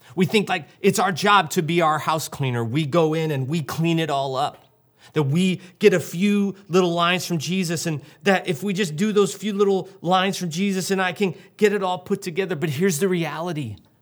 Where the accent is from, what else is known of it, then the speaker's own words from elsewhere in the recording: St. Louis, Missouri, United States; I grew up in Saint Louis